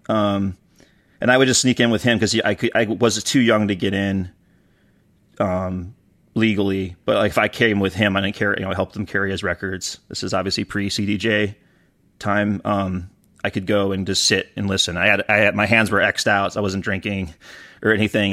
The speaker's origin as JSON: {"language": "English", "town": "Detroit", "region": "Michigan", "country": "United States", "tie": "born or raised there", "said": "growing up around Detroit"}